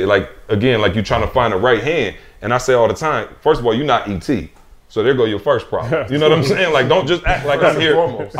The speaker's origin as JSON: {"language": "English", "town": "Lansing", "region": "Michigan", "country": "United States", "said": "I'm from Lansing, Michigan, bro. We don't have nothing like that."}